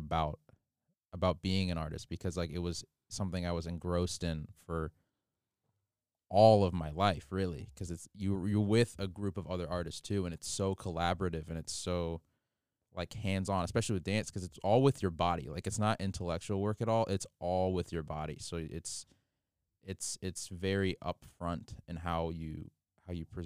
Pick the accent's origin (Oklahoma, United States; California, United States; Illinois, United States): Illinois, United States; Chicago; moved away as an adult; I'm from Chicago, Illinois